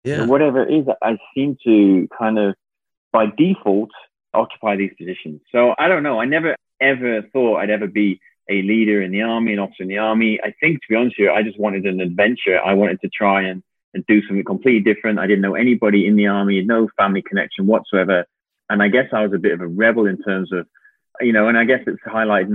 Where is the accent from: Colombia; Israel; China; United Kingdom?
United Kingdom; now in Canada; growing up in the UK